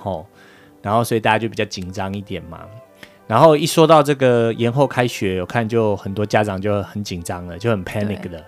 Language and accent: Chinese; Taipei, Taiwan; accent: Chiayi accent; now in United States; 但是我是在台北长大的